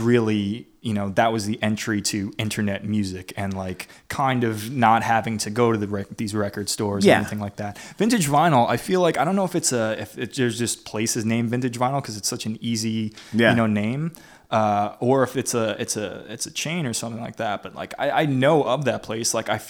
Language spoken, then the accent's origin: English; Staten Island, New York, United States; Staten Island.